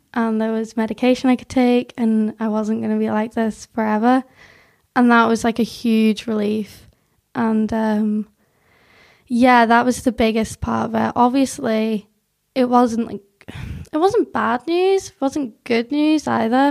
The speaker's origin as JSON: {"language": "English", "area": "South Tyrone", "region": "Northern Ireland", "country": "United Kingdom", "tie": "born or raised there", "also_born_or_lived": "North of England", "accent": "weird Northern English accent mixed with a bit of Northern Irish", "said": "I was born in England, lived there till I was eight, but I'd always, like, come down to Northern Ireland"}